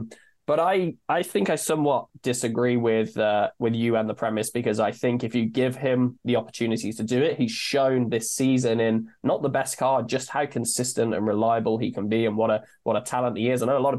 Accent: United Kingdom; I'm British

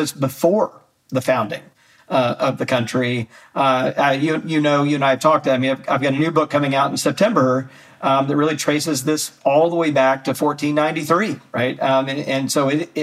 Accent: Jackson, Mississippi, United States; I grew up in the South, grew up in Jackson, Mississippi, as a Southern Baptist

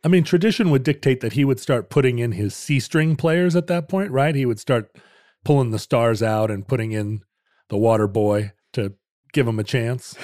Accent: United States; I'm an American

